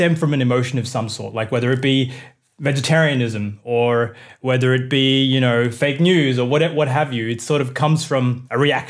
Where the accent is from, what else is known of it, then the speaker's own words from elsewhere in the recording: Australia; like my upbringing as a Indian person in Australia.